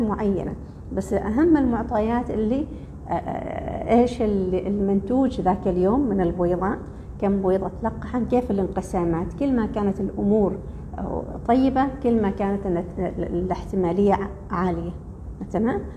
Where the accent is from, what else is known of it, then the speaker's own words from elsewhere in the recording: Oman; احنا كلنا عمانيين